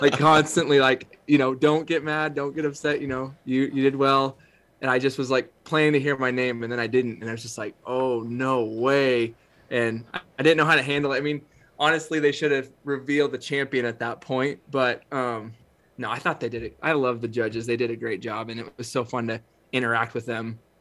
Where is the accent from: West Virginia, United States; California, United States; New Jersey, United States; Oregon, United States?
Oregon, United States; Northeastern; I grew up in Northeastern Oregon